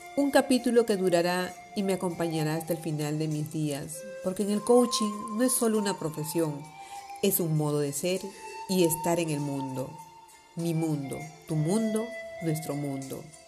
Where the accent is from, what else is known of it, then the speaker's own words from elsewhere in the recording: Palma, Balearic Islands, Spain; also born or lived in Bray, Ireland; De nuevo en mi ciudad natal